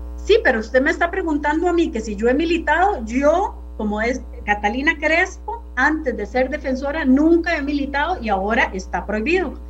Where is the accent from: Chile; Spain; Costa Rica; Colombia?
Costa Rica